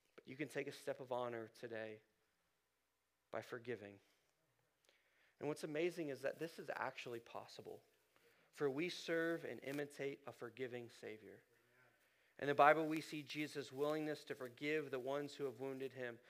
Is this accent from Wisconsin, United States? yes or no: no; Columbus, Ohio, United States; I grew up in Ohio, north side of Columbus